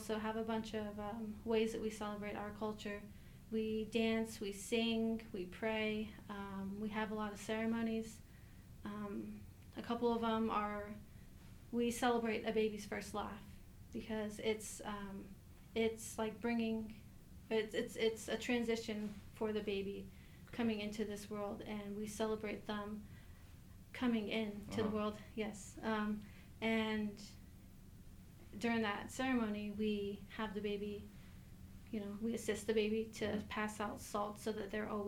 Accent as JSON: {"language": "English", "region": "New Mexico", "country": "United States", "tie": "born or raised there", "moved": "yes", "said": "I am from the Navajo tribe, born and raised on the Navajo Reservation in New Mexico"}